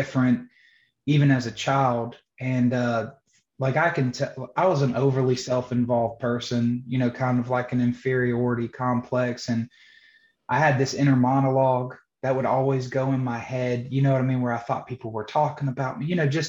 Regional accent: Johnston County, North Carolina, United States; I was born and raised in Johnston County, North Carolina.

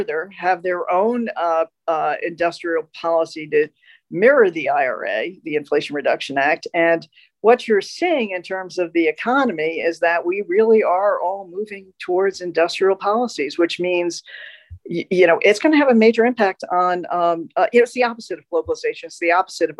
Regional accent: United States; As an American.

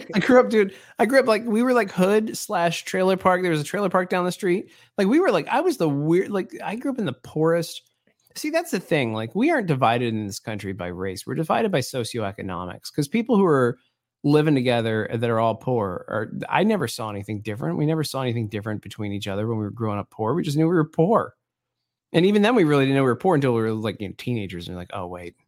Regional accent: Baltimore, Maryland, United States; I grew up in Baltimore, man. I grew up in the hood in Baltimore

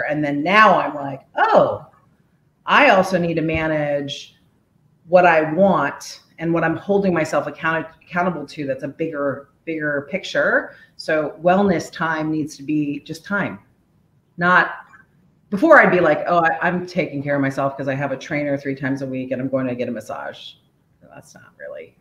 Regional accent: Washington, District of Columbia, United States; also born or lived in Korea; now in Oakland Park, United States; I was born in Korea in 1975. I grew up in the DC area

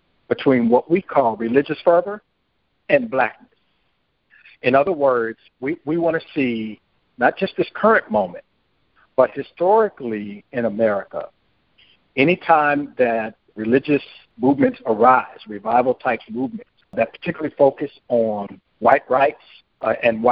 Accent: Santa Ana, California, United States; moved away as an adult; also born or lived in Los Angeles, California; I grew up in Santa Ana, California, and I lived in Los Angeles as a child

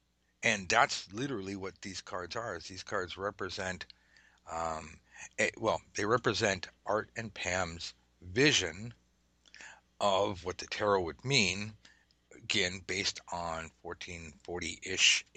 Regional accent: United States; being American

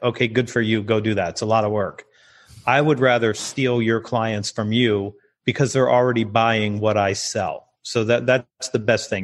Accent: United States; I'm American

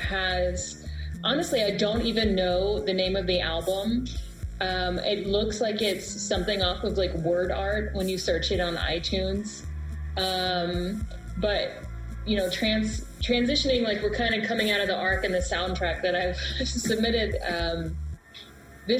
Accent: Texas, United States; Well, like I said, I'm from Texas, so it's like, you're going to cry, you're going to show you're weak.

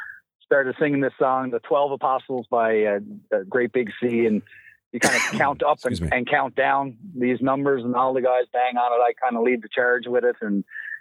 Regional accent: Newfoundland and Labrador, Canada; as a Newfoundlander, as a proud Newfoundland ball player

